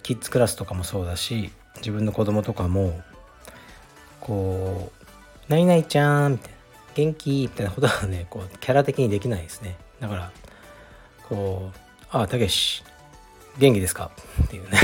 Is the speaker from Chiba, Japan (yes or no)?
no; Fukuoka, Japan; moved away; 僕が福岡出身